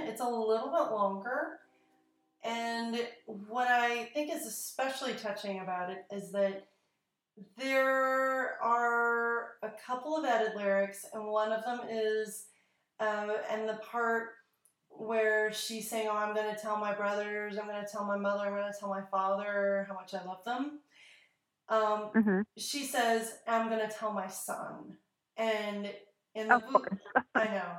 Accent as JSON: {"language": "English", "country": "United States", "accent": "American", "said": "my American accent"}